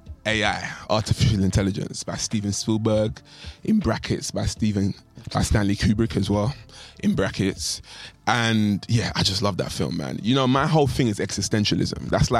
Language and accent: English; Nigeria; I'm Nigerian, right? So I actually hold those beliefs.